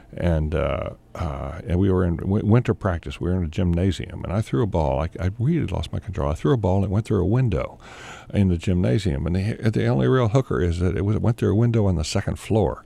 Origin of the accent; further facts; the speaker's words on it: the South, United States; growing up in the South. You know, we, I grew up on a dirt road there